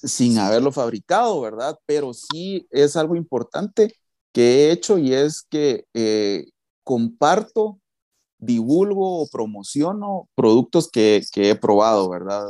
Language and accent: Spanish; Guatemala; soy de Guatemala.